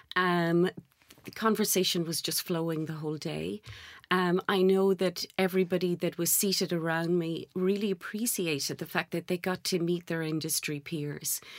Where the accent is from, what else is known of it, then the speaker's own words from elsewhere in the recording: Ireland; moved away; Gaelic Irish, being Irish